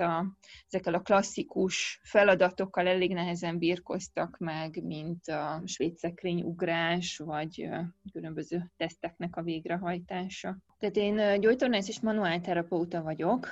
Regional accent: Romania; born or raised there

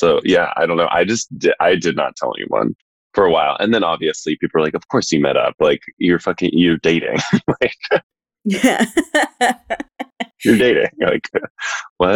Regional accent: Texas, United States; now in New York, United States; I'm from Texas

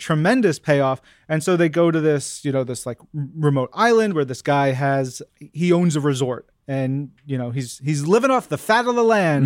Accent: New York, United States; I'm a New Yorker.

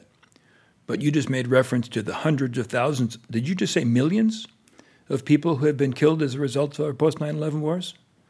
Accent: United States; Well, I'm an American.

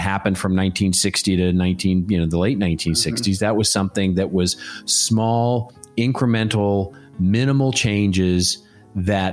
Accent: Dallas, Texas, United States; now in Southern California, United States; my hometown of Dallas, Texas.

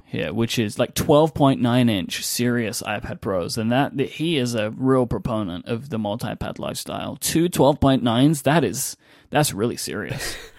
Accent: England, United Kingdom; accent: British; being an English person

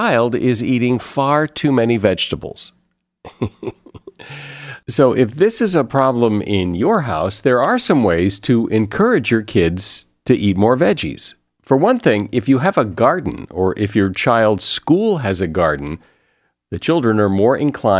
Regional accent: United States; I'm American

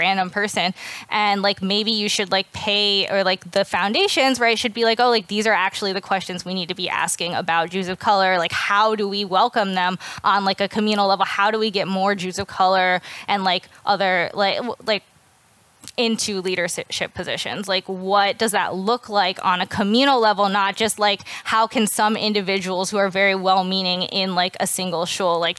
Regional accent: the South, United States; I'm from the South

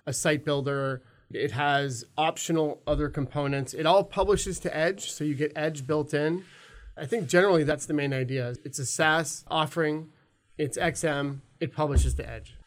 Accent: California, United States; moved away as an adult; also born or lived in Alabama; now in Minneapolis, United States; I was actually born in Alabama. I grew up in California. I moved to Minneapolis twenty ten

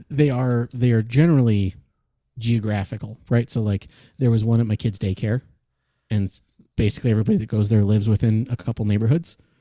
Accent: Michigan, United States; moved away; my hometown back in Michigan

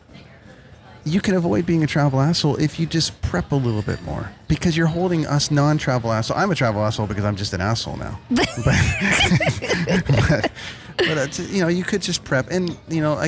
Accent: Canada; I'm Canadian

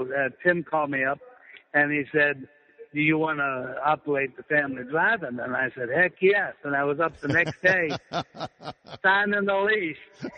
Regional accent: Pittsburgh, Pennsylvania, United States; also born or lived in Northern Virginia; now in Stephens City, United States; I grew up in the Pittsburgh, Pennsylvania area, that had at one time 35 drive-ins.

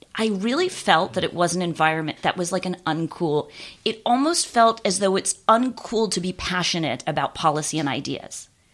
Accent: Los Angeles, California, United States; moved away as an adult; also born or lived in Orlando, Florida; I grew up in West Los Angeles

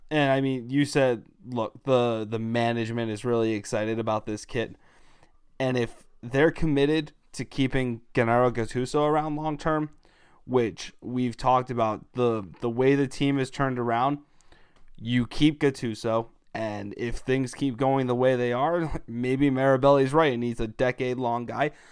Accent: United States; being an American, I'm all in on the U N E, U S national team, but I'm also Italian

